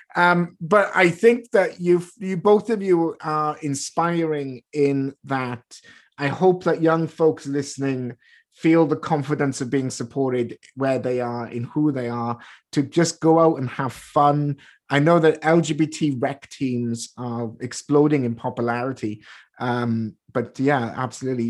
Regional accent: United Kingdom; moved away; I grew up in Britain

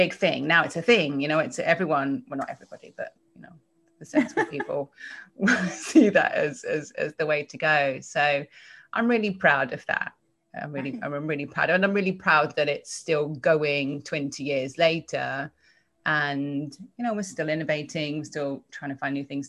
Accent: a little town just outside of London, South East England, United Kingdom; accent: English; moved away as an adult; now in United States; I was born in England, a little town just outside of London. Well, I was born in London and then we kind of moved out

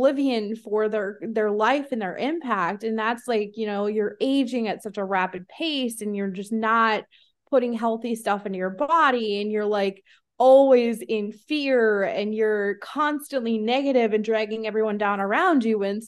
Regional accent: Iowa, United States; my hometown is a town of 347 people in Iowa

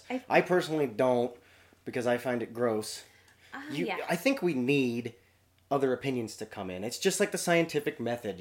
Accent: Spokane, Washington, United States; I grew up in Spokane

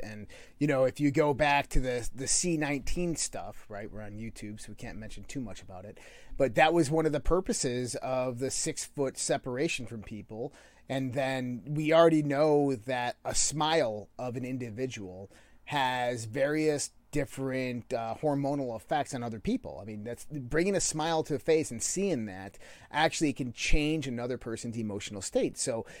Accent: Scotland, United Kingdom; Yeah. I'm from the Highlands of Scotland. … So yeah, I'm immortal.

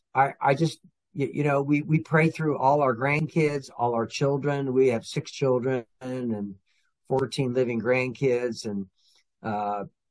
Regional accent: California, United States; also born or lived in Oregon; I grew up out in California and Oregon, so I'm a West Coast Californian

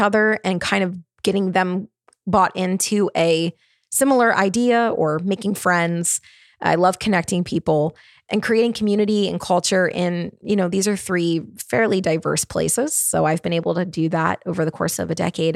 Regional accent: Baltimore, Maryland, United States; moved away as an adult; also born or lived in Charlotte, North Carolina; now in Nashville, United States; I'm from Baltimore, Maryland. I spent many years living in Baltimore, Maryland.

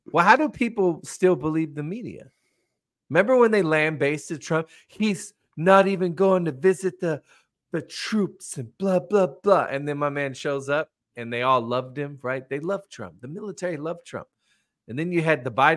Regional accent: United States; as an American

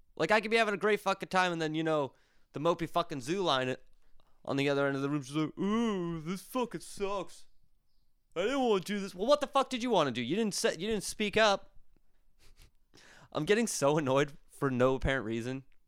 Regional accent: Berks County, Pennsylvania, United States; moved away; my good old hometown of Brooks County, Pennsylvania

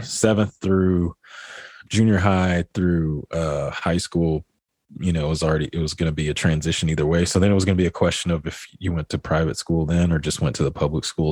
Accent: Midland, Texas, United States; I grew up here in Midland, Texas

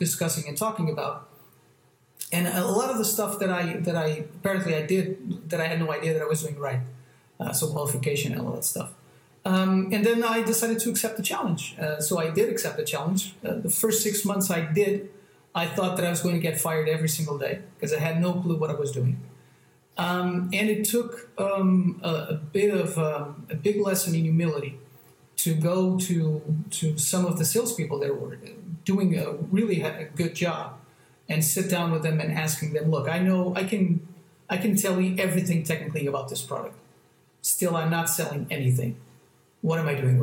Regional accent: Almada, Setúbal, Portugal; also born or lived in France; now in Lisbon, Portugal; I grew up near a town near Lisbon, on the other side of the bank of Lisbon

